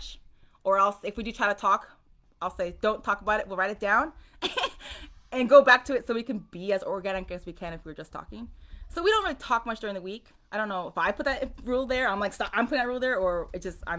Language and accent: English; South Korea; moved away; I'm from Korea